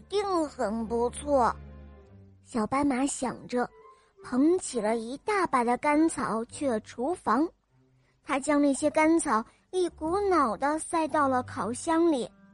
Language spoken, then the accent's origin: Chinese; Canada; 今年快五岁了，我来自加拿大